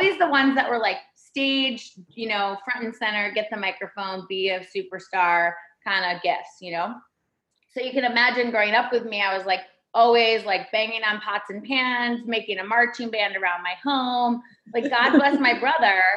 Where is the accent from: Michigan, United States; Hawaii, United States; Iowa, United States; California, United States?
Michigan, United States; Ann Arbor; moved away as an adult; also born or lived in New York City; I was born in Michigan, and in Michigan, we all hold up our hand.